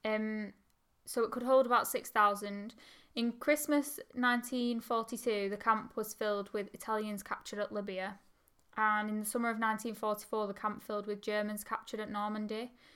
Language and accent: English; Oldham, North West England, United Kingdom; we're from Oldham